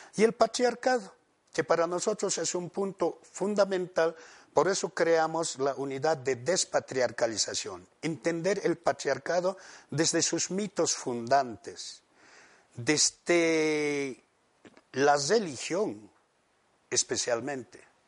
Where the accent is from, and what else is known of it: Bolivia